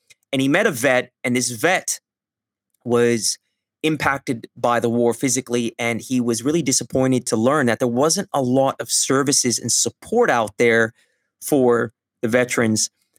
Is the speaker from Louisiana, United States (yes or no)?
no; California, United States; now in Melbourne, Australia; I'm in Melbourne, Australia, but I'm from California